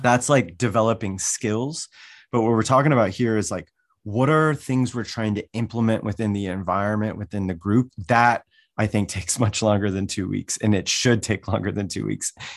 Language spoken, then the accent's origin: English; Wyoming, United States; also born or lived in Washington, D.C.; now in Des Moines, United States; I grew up in Wyoming